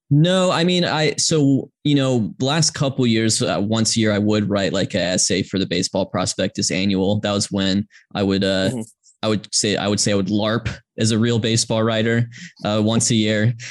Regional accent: Georgia, United States; I grew up in Georgia uh, as did my parents who grew up in Atlanta.

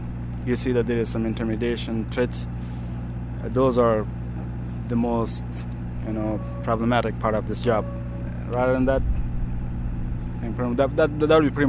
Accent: Kandahar, Afghanistan; English is a second language; I grew up in South, in this vicinity, or in the province of Kandahar.

